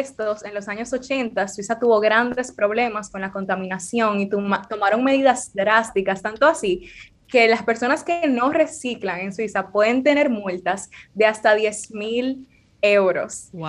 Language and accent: Spanish; Dominican Republic; como dominicana